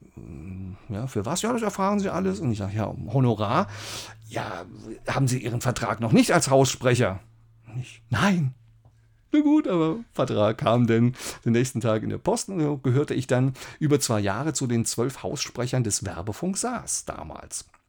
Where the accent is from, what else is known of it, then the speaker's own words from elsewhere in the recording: Saarbrücken, Saarland, Germany; moved away as an adult; also born or lived in Mannheim; ich komme aus Saarbrücken